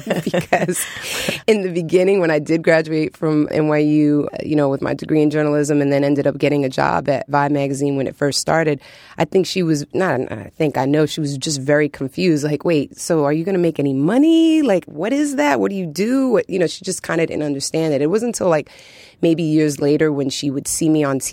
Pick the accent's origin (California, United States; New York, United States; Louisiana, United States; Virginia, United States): New York, United States; New York City; growing up in New York City, you know, the music was just sort of all around.